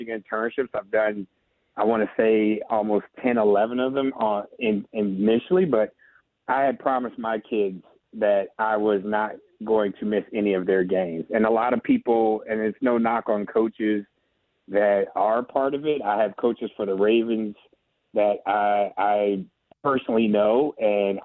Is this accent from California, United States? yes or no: yes; California, United States; we're both from California.